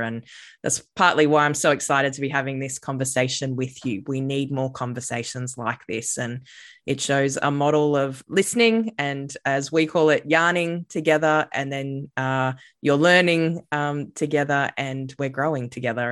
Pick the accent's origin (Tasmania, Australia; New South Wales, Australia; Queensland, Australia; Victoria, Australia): Queensland, Australia; Redcliffe; grew up on Gubby Gubby country, uh, and I've lived most of my life on Gubby Gubby country, which most people probably know as, like, the Sunshine Coast area of these lands now called Queensland.